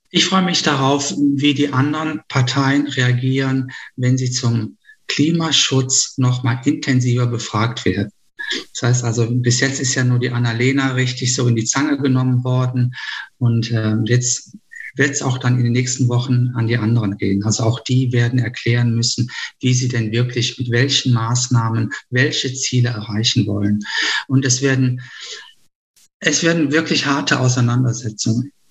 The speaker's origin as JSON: {"language": "German", "town": "Düsseldorf", "region": "North Rhine-Westphalia", "country": "Germany", "said": "wo wir als Düsseldorfer auch Nachholbedarf haben"}